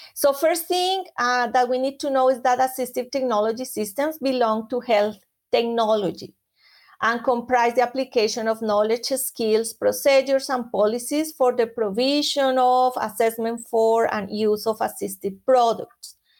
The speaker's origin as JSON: {"language": "English", "country": "Colombia", "moved": "yes", "said": "I am from Colombia originally"}